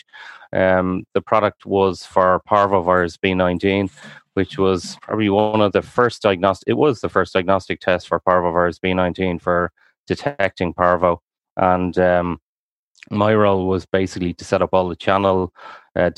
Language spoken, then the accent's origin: English; Dublin, Leinster, Ireland; Youngest of a family of 10, which was, it's pretty unusual in growing up in South County Dublin.